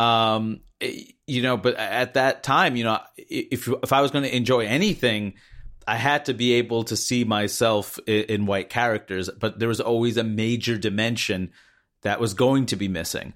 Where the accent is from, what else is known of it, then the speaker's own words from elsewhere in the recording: United States; growing up in the United States